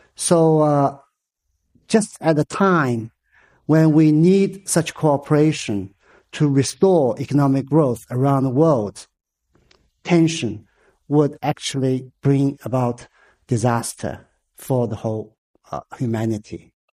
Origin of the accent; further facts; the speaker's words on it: Hangzhou, Zhejiang, China; moved away; my hometown, Hangzhou